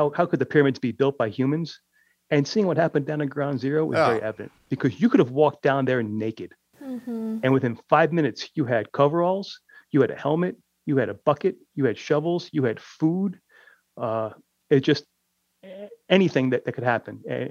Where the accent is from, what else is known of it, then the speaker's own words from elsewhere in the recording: New York City, New York, United States; here it was in my hometown.